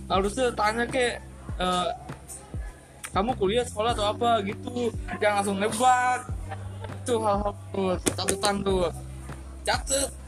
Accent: Surabaya, East Java, Indonesia

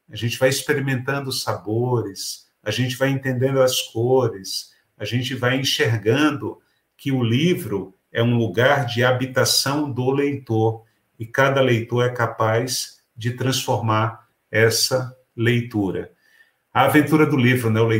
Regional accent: Pernambuco, Brazil; moved away as an adult; now in São Paulo, Brazil; Eu saí de Pernambuco aos 25 anos. E quando eu cheguei em São Paulo, eu enfrentei uma dura realidade que foi inclusive do mercado de trabalho me cobrando que eu modificasse o meu sotaque.

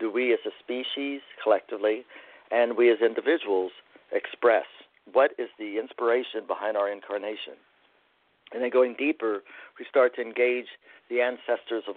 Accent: Appalachia, United States; as an Appalachian man

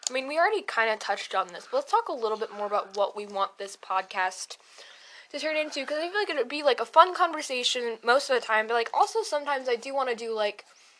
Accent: United Kingdom; Really, we're British. That's what we're trying to say, is that we're British off.

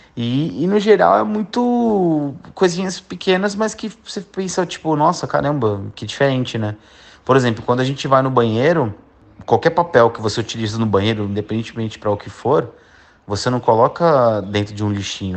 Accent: São Paulo, Brazil; moved away as an adult; now in Australia; Eu nasci em São Paulo e morei minha vida inteira em São Paulo

